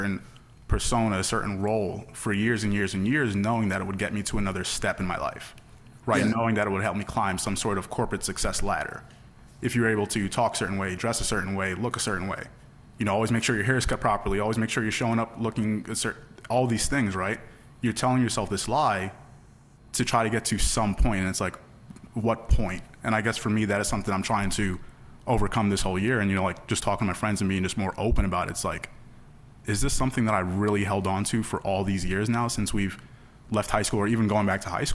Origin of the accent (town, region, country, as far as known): the Poconos, Pennsylvania, United States; born or raised there